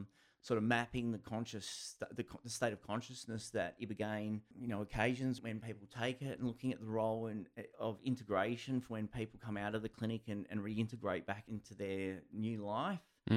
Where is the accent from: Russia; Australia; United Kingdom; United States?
Australia; Geraldton, Western Australia; moved away as an adult; also born or lived in Perth / Melbourne; I grew up in Geraldton, moved down to Perth to study